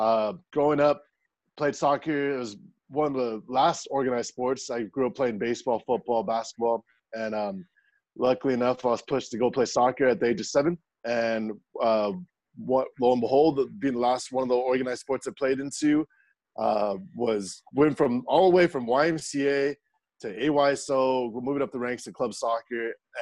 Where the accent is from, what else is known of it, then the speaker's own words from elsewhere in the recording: San Diego, California, United States; So growing up in San Diego, California